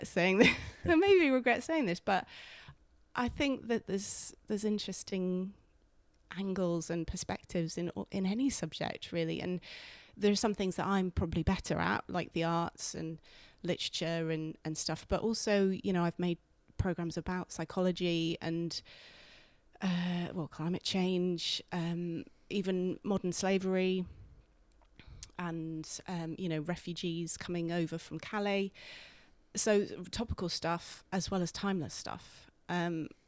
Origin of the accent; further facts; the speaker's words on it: Guildford, South East England, United Kingdom; also born or lived in London; now in York, United Kingdom; I'm not from Yorkshire. I'm from Guildford. I was born in Guildford